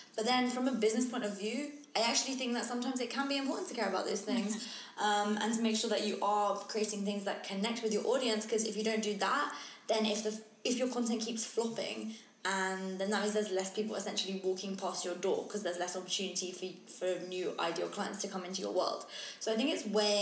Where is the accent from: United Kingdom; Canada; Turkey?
United Kingdom; England; I'm English, not Australian